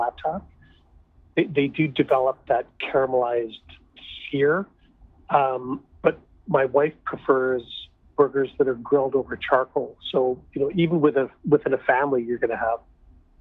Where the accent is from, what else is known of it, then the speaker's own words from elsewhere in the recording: Saskatchewan, Canada; now in Toronto, Canada; I grew up traveling around playing hockey in all these little towns